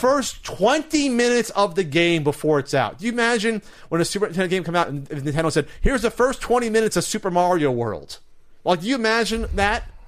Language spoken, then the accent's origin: English; New Jersey, United States; New Jersey, my home state.